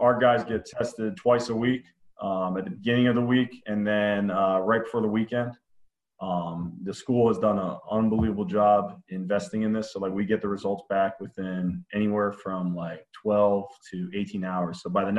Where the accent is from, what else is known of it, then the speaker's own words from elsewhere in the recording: Pennsylvania, United States; also born or lived in North Carolina / Maryland; So I was born down in North Carolina, but kind of my family moved a lot. So I moved up to Maryland, then Pennsylvania, and which where I did my high school ball.